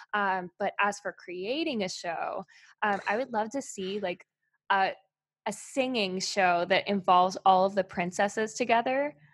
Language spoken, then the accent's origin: English; Albemarle, North Carolina, United States; moved away; I'm actually from Albemarle, North Carolina.